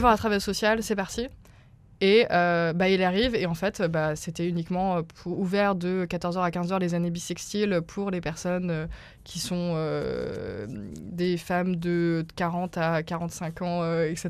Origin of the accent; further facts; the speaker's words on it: Remiremont, Grand Est, France; moved away as an adult; also born or lived in Rennes; now in Paris, France; Je viens des Vosges, petite bourgade qui s'appelle Remiremont